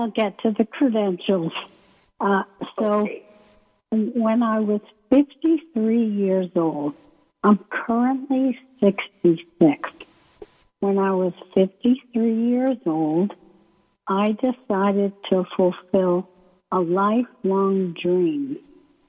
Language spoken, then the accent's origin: English; Maine, United States; moved away as an adult; also born or lived in San Francisco; I come from Maine